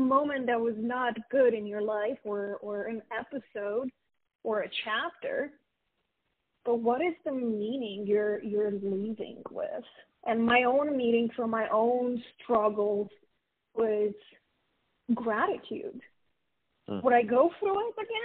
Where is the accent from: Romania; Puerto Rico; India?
Romania; moved away as an adult; now in United States; I was born and raised in Romania